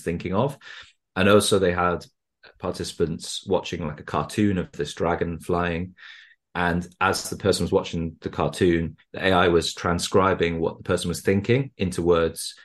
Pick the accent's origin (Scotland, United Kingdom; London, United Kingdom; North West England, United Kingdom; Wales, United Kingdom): Wales, United Kingdom; now in Newcastle, United Kingdom; I grew up in Wales